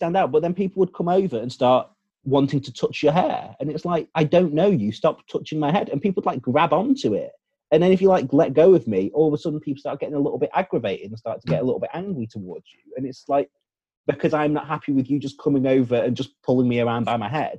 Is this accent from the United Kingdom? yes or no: yes; United Kingdom; it's okay for us to say these things because we're the British.